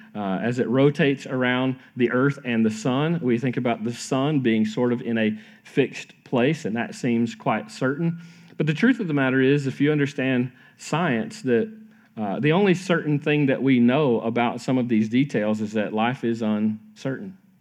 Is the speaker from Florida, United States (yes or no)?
yes; Florida, United States; I grew up in Florida, uh, wonderful time growing up there